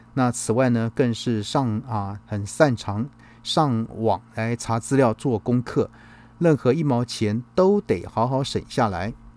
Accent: Taiwan; 我们台湾人

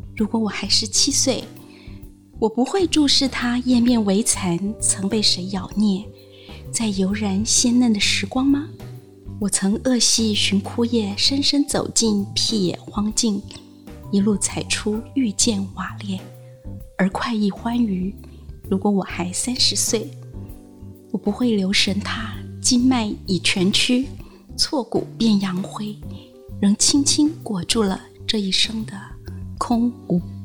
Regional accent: Taiwan; 像我小时候是在眷村嗯。长大，然后后来你会住进像公寓那样的房子，然后现在住进一个哦。那种十几层楼的大厦里面

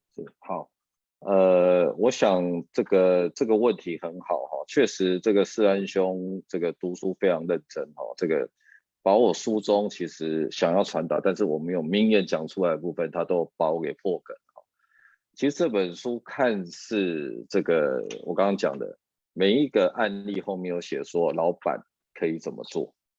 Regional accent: Taiwan; 我们台湾人

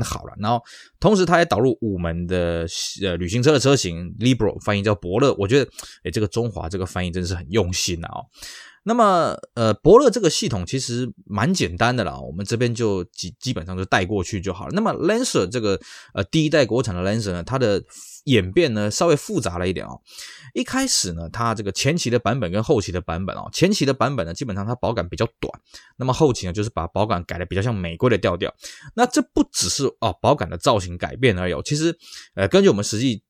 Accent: Taiwan; 我们台湾这边

